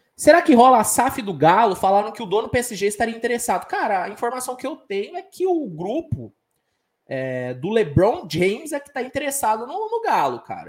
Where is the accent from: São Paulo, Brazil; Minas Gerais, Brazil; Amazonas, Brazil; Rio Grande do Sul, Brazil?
Minas Gerais, Brazil; Sou de Minas